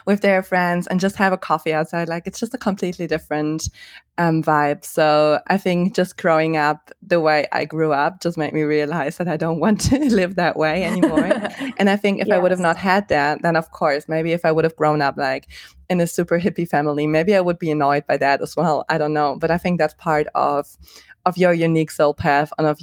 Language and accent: English; Germany; moved away; I was born in Germany